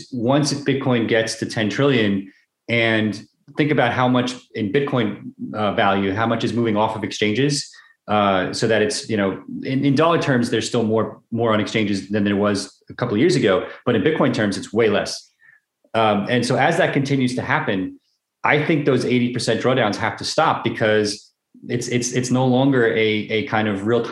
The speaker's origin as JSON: {"language": "English", "region": "New York", "country": "United States", "said": "I'm from New York"}